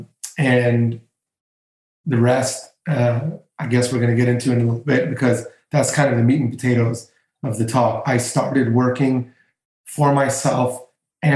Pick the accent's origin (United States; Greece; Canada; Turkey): Greece; moved away; in my home country, in Greece